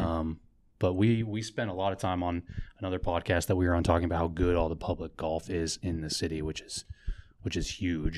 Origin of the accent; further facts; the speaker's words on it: Overland Park, Kansas, United States; I grew up in Overland Park right in between the Sykes Lady or Lady Sykes and Saint Andrews, so I grew up playing at those two